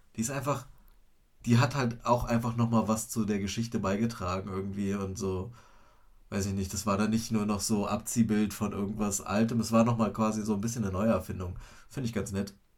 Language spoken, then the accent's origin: German; Germany; bei uns in Deutschland